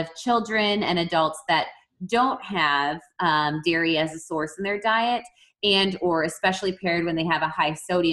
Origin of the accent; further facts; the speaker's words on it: Wisconsin, United States; I am from Wisconsin